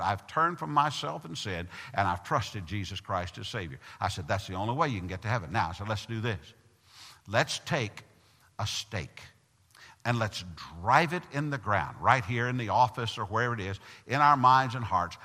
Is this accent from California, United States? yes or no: no; Tennessee, United States; moved away; I'm from Tennessee